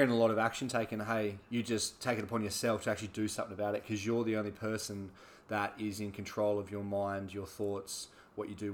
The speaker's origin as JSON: {"language": "English", "country": "Australia", "tie": "born or raised there", "said": "like I obviously was born in Australia and grew up in Australia"}